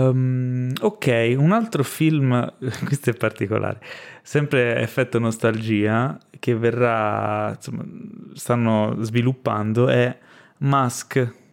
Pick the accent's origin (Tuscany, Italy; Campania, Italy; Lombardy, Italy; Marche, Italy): Campania, Italy; Ischia; perché io sono di Ischia, non so se lo sapete, sono nato a Ischia, quindi volevo vedere la mia isola con eh, Chris Hemsworth.